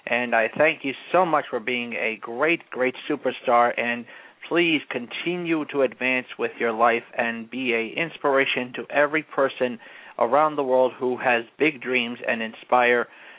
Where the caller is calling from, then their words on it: Englewood, New Jersey, United States; I'm from Englewood, New Jersey.